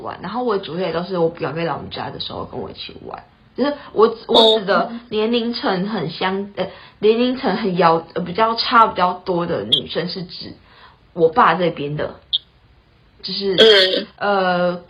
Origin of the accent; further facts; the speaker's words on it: Taitung, Taitung County, Taiwan; 然后我是台东人，